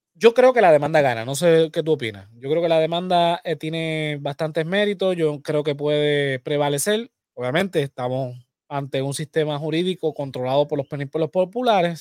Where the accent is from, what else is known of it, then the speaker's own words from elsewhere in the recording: Puerto Rico; somos los puertorriqueños.